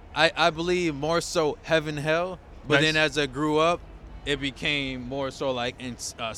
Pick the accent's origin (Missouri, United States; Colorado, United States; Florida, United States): Florida, United States; Miami; Because I'm from Miami.